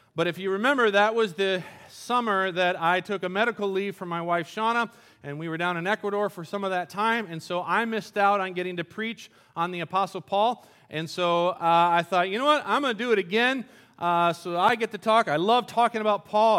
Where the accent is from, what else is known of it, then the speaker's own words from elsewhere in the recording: Colombia; moved away; I grew up in Columbia, South America, and we, our house was right on the edge of a big cliff